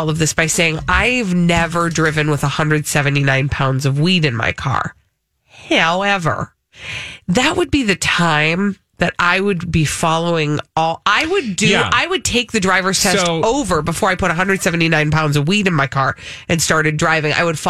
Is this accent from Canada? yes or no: yes; Canada; Yeah, I'm a Canadian guy speeding in New York.